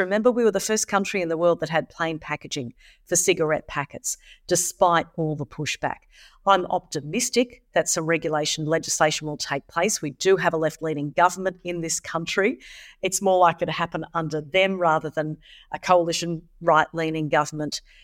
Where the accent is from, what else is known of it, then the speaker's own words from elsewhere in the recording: Australia; Here in Australia